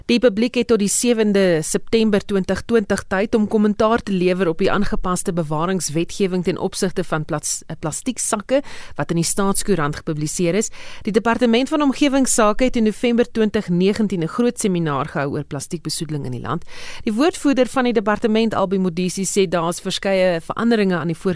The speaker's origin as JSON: {"language": "Afrikaans", "town": "Jeffreys Bay", "region": "Eastern Cape", "country": "South Africa", "said": "So ons is, ons is van die Oos-Kaap in Jeffreys Bay"}